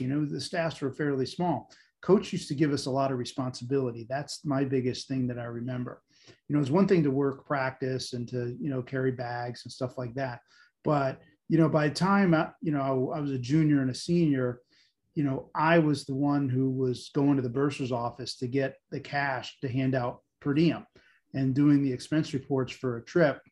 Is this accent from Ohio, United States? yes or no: no; Olean, New York, United States; I grew up in Olean, New York, St. Bonaventure, you know, kind of snow country in the middle of nowhere